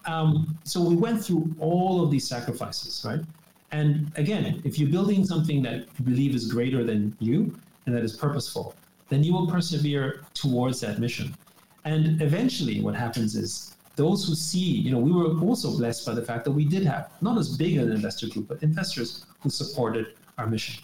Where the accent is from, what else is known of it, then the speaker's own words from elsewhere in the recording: Austria; I grew up in Austria